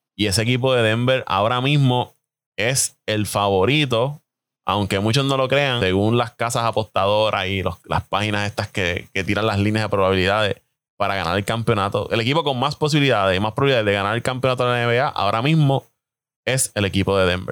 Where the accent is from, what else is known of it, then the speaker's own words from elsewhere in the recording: Puerto Rico; como buenos puertorriqueños que somos